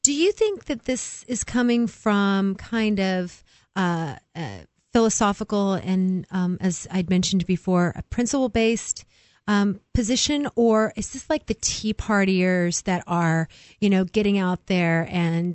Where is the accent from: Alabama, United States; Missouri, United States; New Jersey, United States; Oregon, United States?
Oregon, United States; also born or lived in California; now in New Hampshire, United States; I grew up in Oregon and California for the most part.